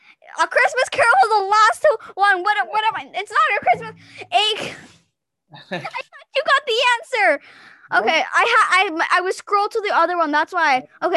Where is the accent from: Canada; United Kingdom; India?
United Kingdom; England; Oh my gosh. I am English. What am I speaking French?